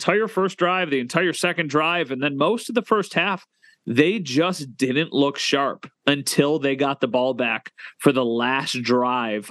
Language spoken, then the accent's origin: English; Western New York, United States; growing up in Western New York